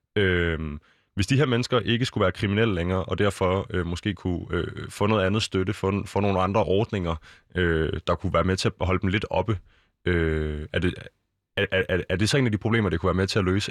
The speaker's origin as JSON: {"language": "Danish", "town": "Copenhagen", "region": "Capital Region of Denmark", "country": "Denmark", "said": "vi er fra København øh, og omegn"}